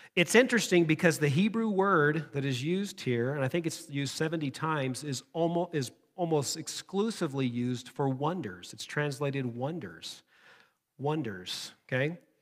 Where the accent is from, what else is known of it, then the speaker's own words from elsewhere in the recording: United States; us as, as American Christians